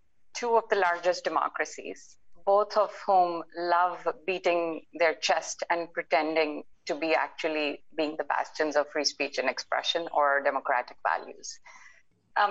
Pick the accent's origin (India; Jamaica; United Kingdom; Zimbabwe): India; also born or lived in United States; as an Indian